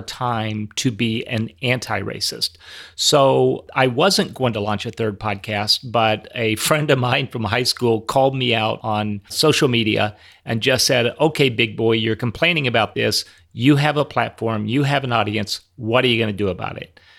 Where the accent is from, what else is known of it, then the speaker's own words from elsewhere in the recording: Minneapolis, Minnesota, United States; right here in, in my hometown